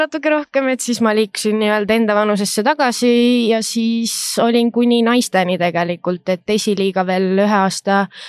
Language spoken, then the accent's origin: Estonian; Rapla, Rapla County, Estonia; also born or lived in Pärnu / Tallinn; põline räplakas, et olen eluaeg siin elanud